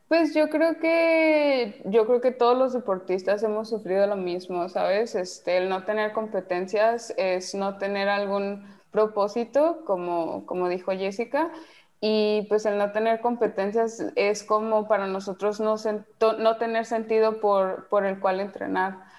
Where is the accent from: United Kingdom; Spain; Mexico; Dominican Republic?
Mexico; moved away as an adult; now in Netherlands; yo sigo siendo mexicana